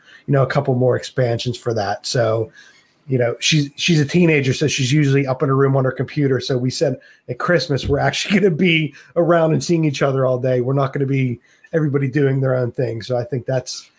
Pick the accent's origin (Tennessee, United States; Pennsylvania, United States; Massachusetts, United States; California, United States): Pennsylvania, United States; moved away as an adult; also born or lived in North Carolina; now in England; when I was living in the States, I'm from Pennsylvania. I lived in North Carolina.